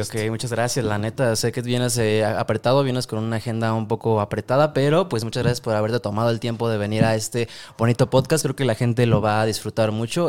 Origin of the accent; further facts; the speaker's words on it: Mexico; Yo que soy mexicano